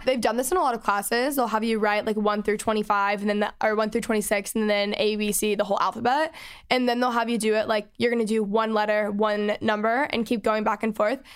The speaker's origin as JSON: {"language": "English", "region": "Texas", "country": "United States", "tie": "born or raised there", "moved": "yes", "lives_now": "Los Angeles, United States", "said": "I grew up in Texas, and I live in L"}